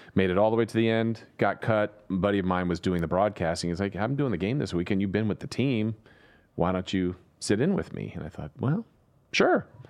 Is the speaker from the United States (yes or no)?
yes; Southern California, United States; now in Sacramento, United States; growing up in Southern California